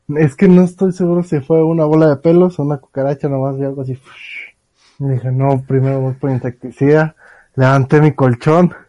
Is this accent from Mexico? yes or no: yes; Mexico; somos mexicanos